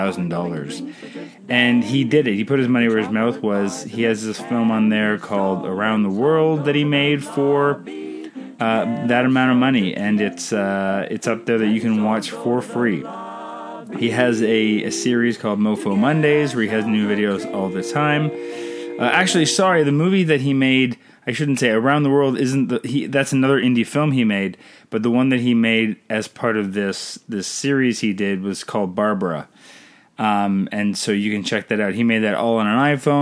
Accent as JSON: {"language": "English", "country": "Canada", "said": "I'm Canadian filmmaker"}